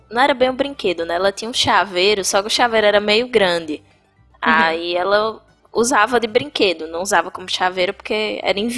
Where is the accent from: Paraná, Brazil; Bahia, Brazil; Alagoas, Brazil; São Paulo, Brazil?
Bahia, Brazil